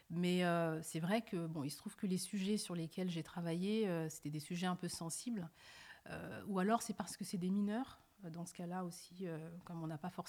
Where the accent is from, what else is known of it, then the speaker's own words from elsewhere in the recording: France; born there; also born or lived in Senegal / Mali / Gambia; Oui, je suis né née en France. D'accord. J'ai passé une partie de mon enfance entre le Sénégal, le Mali et la Gambie.